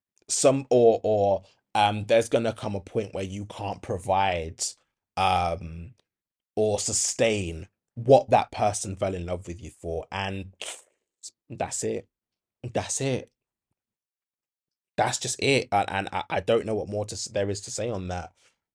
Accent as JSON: {"language": "English", "town": "Handsworth", "region": "West Midlands", "country": "United Kingdom", "tie": "born or raised there", "said": "It really reminds me of like when I was growing up in Handsworth, and you'd get like these white women that would make racist remarks"}